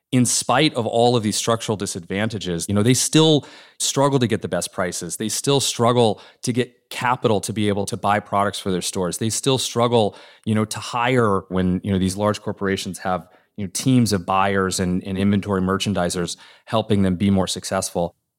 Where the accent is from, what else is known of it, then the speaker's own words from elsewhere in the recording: Norman, Oklahoma, United States; moved away; my hometown of Norman, Oklahoma, that when I was growing up